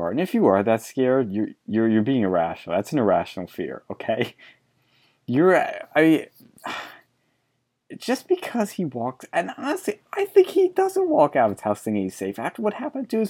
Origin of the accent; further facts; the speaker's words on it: Argentina; I was born in Argentina. I grew up in a military government.